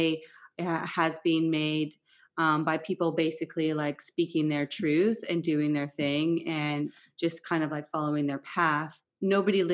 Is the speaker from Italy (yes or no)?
no; Vancouver, British Columbia, Canada; moved away; also born or lived in Switzerland; I grew up in Vancouver